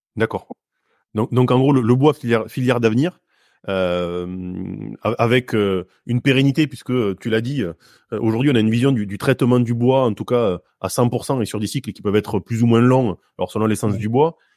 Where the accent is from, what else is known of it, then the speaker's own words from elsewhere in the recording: Hautes-Pyrénées, Occitania, France; je suis originaire des Hautes-Pyrénées, donc le bois, pas loin du Gers